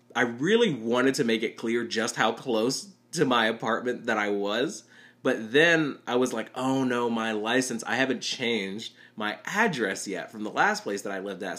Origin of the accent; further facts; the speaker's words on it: Chattanooga, Tennessee, United States; moved away as an adult; now in Murfreesboro, United States; I live in the middle of Tennessee right now, but I grew up in Chattanooga